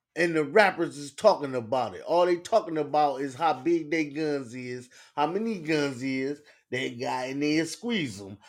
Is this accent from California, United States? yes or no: no; Cleveland, Ohio, United States; I'm from Cleveland